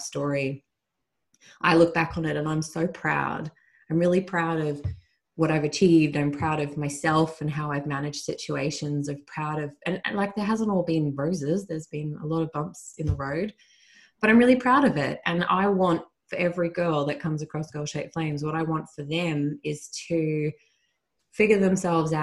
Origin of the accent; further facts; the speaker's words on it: Australia; my home country